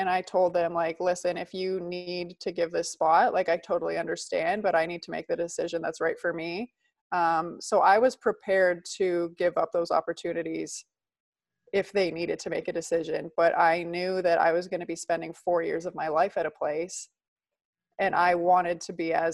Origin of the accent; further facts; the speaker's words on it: outside of Toronto, Ontario, Canada; moved away as an adult; also born or lived in Italy; So I grew up in Canada. I was living outside of Toronto